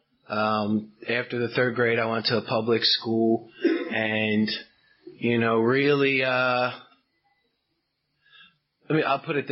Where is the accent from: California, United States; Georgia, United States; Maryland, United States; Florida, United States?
Maryland, United States; Baltimore; now in Westminster, United States; I'm from Baltimore, Maryland. I live out in Westminster now. So, when I go out of town, I say I'm from Baltimore because nobody knows Westminster.